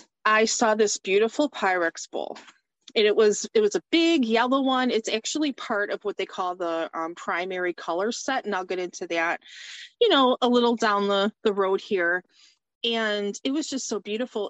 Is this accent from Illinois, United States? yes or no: no; Chesterfield, Michigan, United States; I am from Chesterfield, Michigan, which is about 25 miles north of Detroit.